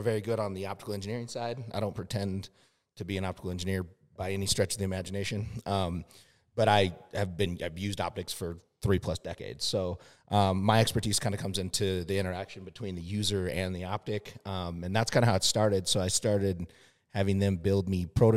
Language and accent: English; Montana, United States; moved away as an adult; also born or lived in Arizona / Washington, D.C.; now in Tucson, United States; I grew up in Montana, so I grew up hunting my entire life